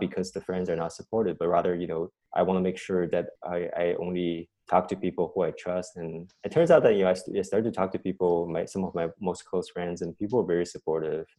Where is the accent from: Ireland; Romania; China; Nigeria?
China; moved away as an adult; also born or lived in Cambridge, Massachusetts, United States / Berkeley, California, United States; now in United States; I, grew up in China